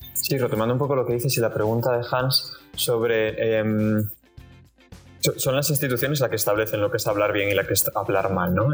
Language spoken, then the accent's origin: Spanish; Galicia, Spain; now in Barcelona, Spain; estoy en Barcelona, pero, pero soy de Galicia